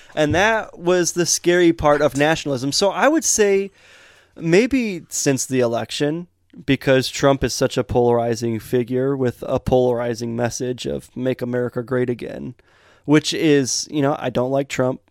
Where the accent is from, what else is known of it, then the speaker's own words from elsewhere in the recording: United States; where we grew up in Metamora and Montrose. We were out in the country